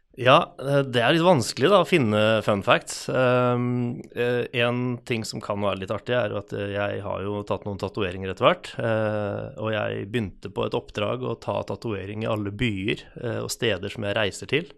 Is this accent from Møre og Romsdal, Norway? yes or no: no; Hvaler, Østfold, Norway; moved away as an adult; now in Halden, Norway; Jeg er født og oppvokst på Hvaler